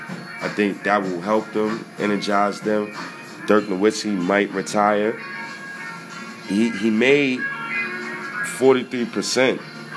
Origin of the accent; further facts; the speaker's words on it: Ghana; I'm Ghanaian, by the way. So shout-outs to you, brother. Madasa. That was Ghanaian.